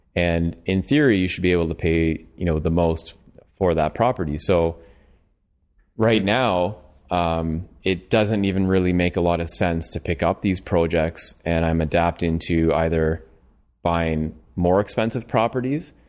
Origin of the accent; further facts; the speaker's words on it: London, Ontario, Canada; I'm from London, Ontario